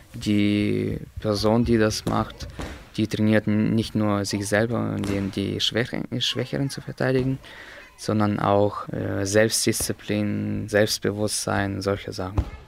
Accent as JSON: {"language": "German", "town": "Slavgorod", "region": "Altai Krai", "country": "Russia", "tie": "born or raised there", "moved": "yes", "lives_now": "Berlin, Germany", "said": "geboren in Russland, in Slavgorod"}